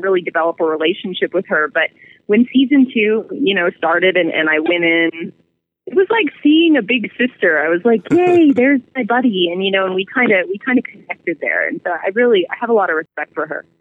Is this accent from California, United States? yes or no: yes; California, United States; moved away as an adult; now in Albuquerque, United States; I come from California originally. I was born and raised there